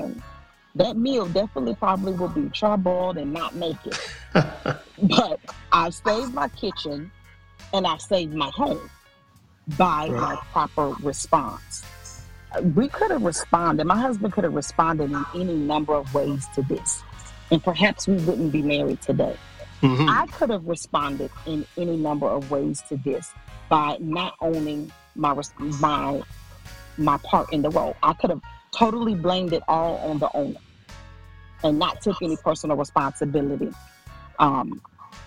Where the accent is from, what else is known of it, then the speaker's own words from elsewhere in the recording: Mississippi, United States; I was born and raised always in Mississippi